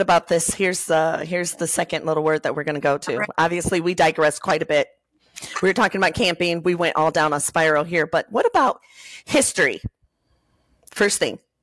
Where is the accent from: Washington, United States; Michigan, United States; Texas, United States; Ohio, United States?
Michigan, United States; Covert; I was born and raised in right outside of South Haven, Michigan, in a oh, small town called Covert.